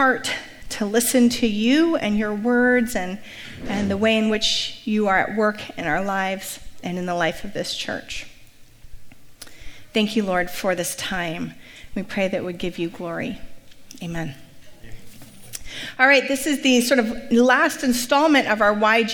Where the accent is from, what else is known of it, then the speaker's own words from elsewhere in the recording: Santa Rosa, California, United States; moved away as an adult; now in Bay Area, United States; My parents are still in Santa Rosa, and I still kind of consider it my hometown, even as I'm here for a very long time now in the Bay Area